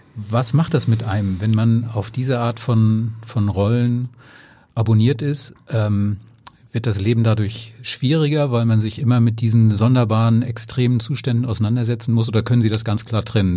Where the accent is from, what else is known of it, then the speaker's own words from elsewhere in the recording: Flensburg, Schleswig-Holstein, Germany; Ich bin aus Flensburg, aber mein Dänisch war immer schon lausig